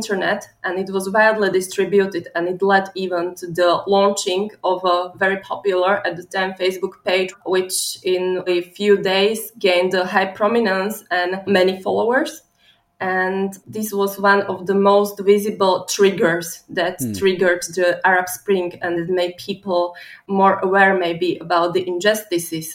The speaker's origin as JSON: {"language": "English", "country": "Slovakia", "said": "I come from Slovakia"}